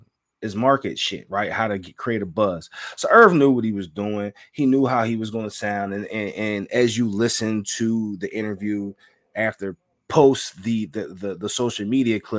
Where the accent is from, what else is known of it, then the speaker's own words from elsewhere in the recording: Philadelphia, Pennsylvania, United States; I'm from Southwest Philly